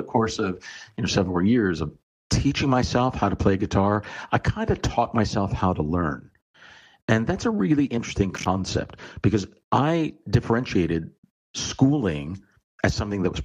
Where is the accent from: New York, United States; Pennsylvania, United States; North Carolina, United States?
Pennsylvania, United States; outside of Philadelphia; I grew up outside of Philadelphia.